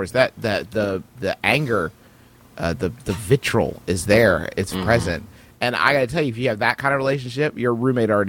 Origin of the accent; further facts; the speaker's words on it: West Virginia, United States; moved away as an adult; also born or lived in Oklahoma; now in Cincinnati, United States; I grew up in West Virginia. I went to school in Oklahoma, and now I live in Cincinnati.